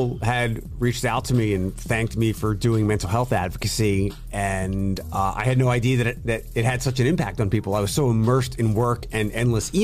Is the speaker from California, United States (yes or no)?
no; Philadelphia, Pennsylvania, United States; moved away as an adult; also born or lived in Allentown; now in Toledo, United States; I'm from Philadelphia.